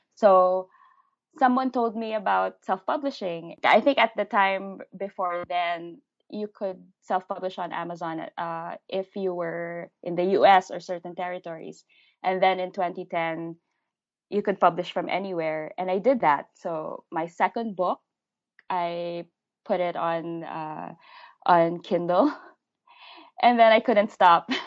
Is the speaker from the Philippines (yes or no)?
yes; Philippines; first language English; I'm a Filipino living in the Philippines